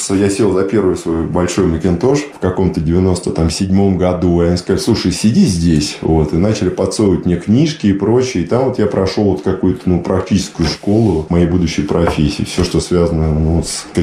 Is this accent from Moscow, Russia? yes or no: yes; Moscow, Russia; Нет, Москва тоже дом. Я по ней скучаю, путешествую много по миру, ну и по месту, и по, ну, есть же малая родина, да, то есть вот, вот место, где ты родился, дворы, бульвары